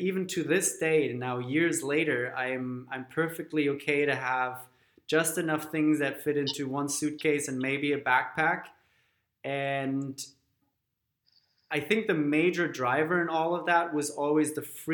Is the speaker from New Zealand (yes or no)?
no; Germany; moved away; growing up in Germany